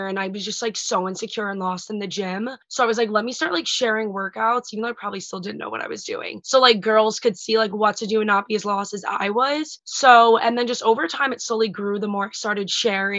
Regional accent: Long Island, New York, United States; also born or lived in Delaware; I'm from Long Island, New York

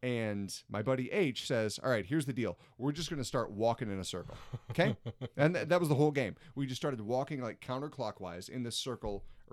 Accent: Iowa, United States; also born or lived in Indiana; I'm from Iowa originally for the most part

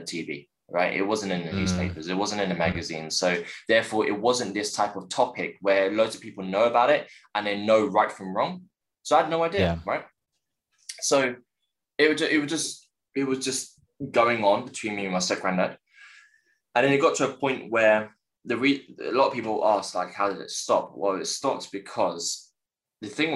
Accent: London, United Kingdom; born and raised in West London, in Chiswick

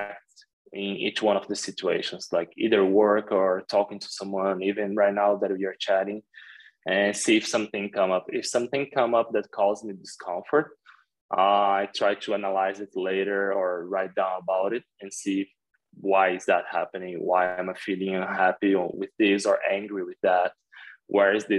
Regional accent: Brazil; moved away as an adult; also born or lived in Jakarta, Indonesia; growing up in Brazil

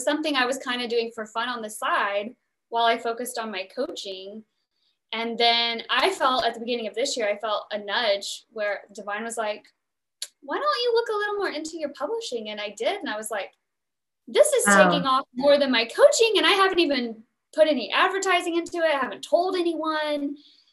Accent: the South, Oklahoma, United States; I'm from the South, a lot of oil rigs from Oklahoma

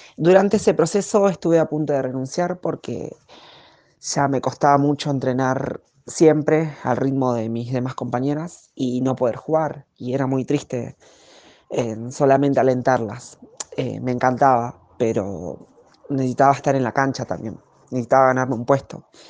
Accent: La Ferrere, Buenos Aires Province, Argentina; soy oriunda de La Ferrere

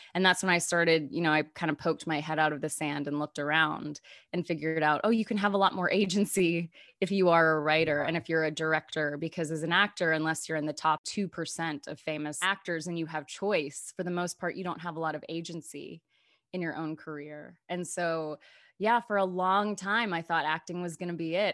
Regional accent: North Little Rock, Arkansas, United States; moved away; also born or lived in Chicago; I grew up in North Little Rock, Arkansas

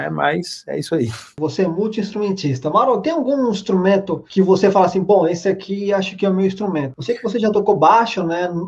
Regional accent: Brasília, Federal District, Brazil; Sim, sou

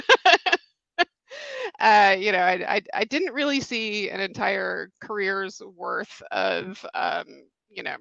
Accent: Atlanta, Georgia, United States; also born or lived in New York; I grew up here in Atlanta, and then I went to NYU for undergrad

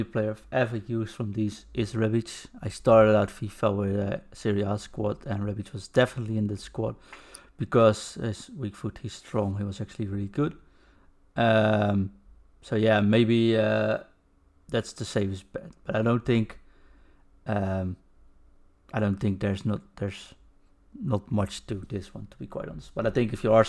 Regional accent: Netherlands; English is a second language; I'm from the Netherlands, if you didn't tell that by my accent

